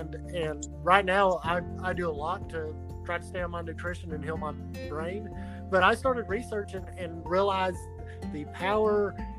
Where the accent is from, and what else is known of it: Arkansas, United States